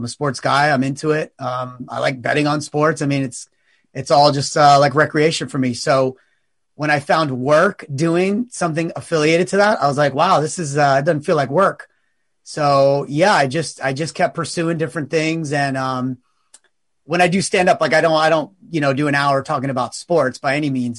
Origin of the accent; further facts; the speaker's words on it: East Coast, United States; also born or lived in New York City; now in Los Angeles, United States; I've been in LA, I think maybe 6 years. So I'm originally from the East Coast, but I was in New York City before I moved here.